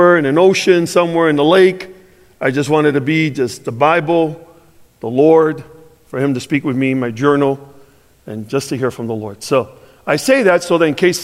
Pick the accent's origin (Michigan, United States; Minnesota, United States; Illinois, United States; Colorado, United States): Illinois, United States; Chicago; I'm from Chicago